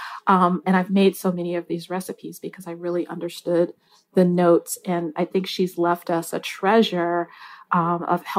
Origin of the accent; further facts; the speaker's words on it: Michigan, United States; I grew up in Michigan